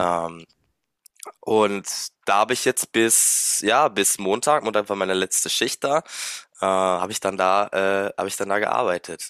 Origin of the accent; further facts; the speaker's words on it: Luxembourg; moved away as an adult; now in Mannheim, Germany; ich bin 29 und bin gebürtiger Luxemburger tatsächlich